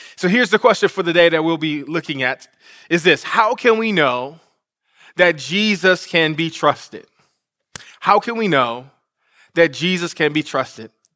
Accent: Detroit, Michigan, United States; Detroit, Michigan, my hometown.

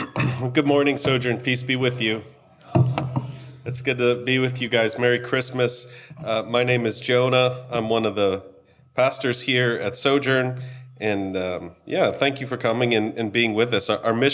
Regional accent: United States; Maybe it's because we're American and that's just what we do.

